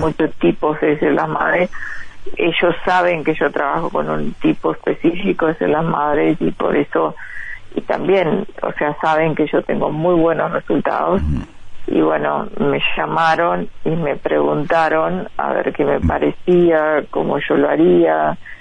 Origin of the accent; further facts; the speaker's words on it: Uruguay; moved away as an adult; now in Los Angeles, United States; desde que me fui de Uruguay